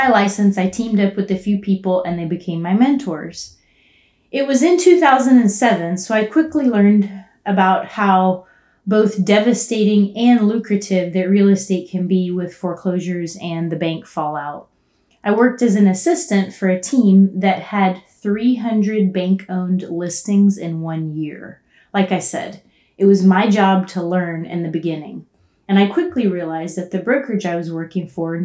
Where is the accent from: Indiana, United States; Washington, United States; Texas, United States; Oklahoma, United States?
Texas, United States; Houston; moved away as an adult; also born or lived in Austin, Texas; now in Colorado, United States; I grew up in Houston, Texas